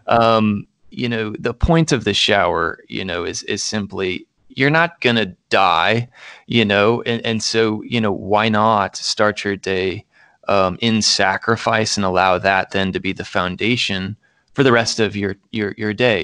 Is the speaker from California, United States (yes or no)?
no; Central Indiana, United States; moved away as an adult; also born or lived in Minnesota; I am from Indiana. uh, Central Indiana in particular, went, uh, to the public schools, K through twelve there